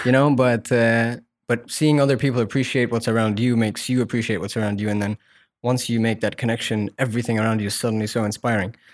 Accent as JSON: {"language": "English", "region": "Muscat", "country": "Oman", "tie": "born or raised there", "said": "I was born and raised here"}